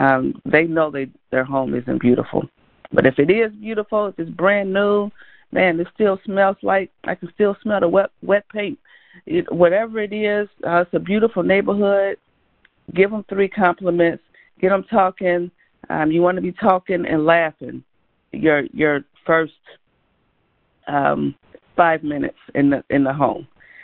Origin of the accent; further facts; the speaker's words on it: Gary, Indiana, United States; I grew up in Gary, Indiana.